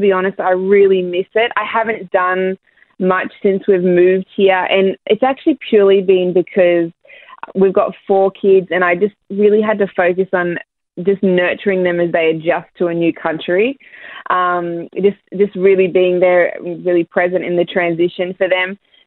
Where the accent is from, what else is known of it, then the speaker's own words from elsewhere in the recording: Ipswich, Queensland, Australia; moved away as an adult; now in United States; We were both born, like, Terrence was born in Brisbane, I was born in Ipswich.